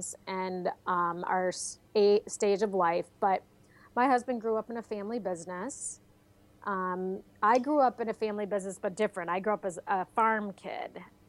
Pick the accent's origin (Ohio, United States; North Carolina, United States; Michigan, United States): Michigan, United States; moved away; also born or lived in Colorado; I was from Michigan